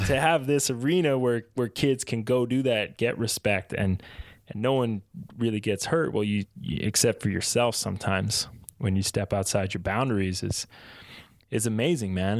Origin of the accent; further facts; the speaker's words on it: East Coast of Canada, Atlantic Canada, Canada; I grew up in the East Coast